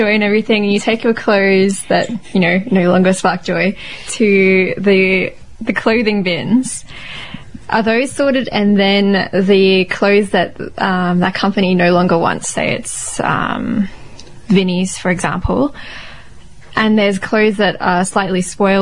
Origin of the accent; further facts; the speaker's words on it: South Africa; now in Australia; I'm from South Africa